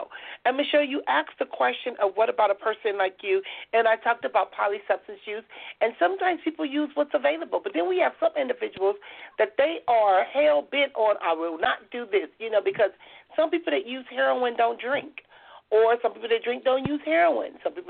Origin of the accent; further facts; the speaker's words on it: Compton, California, United States; And, you know, growing up in Compton